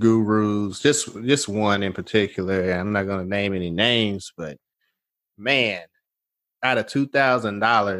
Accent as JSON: {"language": "English", "town": "Nashville", "region": "Tennessee", "country": "United States", "said": "I'm from Nashville"}